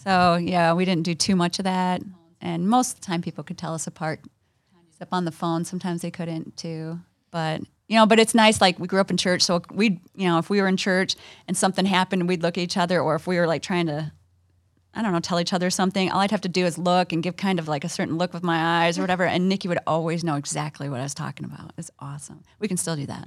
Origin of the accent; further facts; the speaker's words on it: Ohio, United States; now in Michigan, United States; We grew up in Ohio